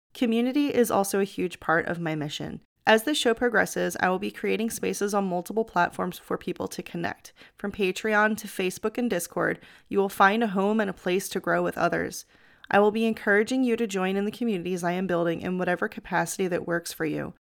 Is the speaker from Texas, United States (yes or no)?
no; outside of Philadelphia, Pennsylvania, United States; born or raised there; moved away as an adult; also born or lived in Florida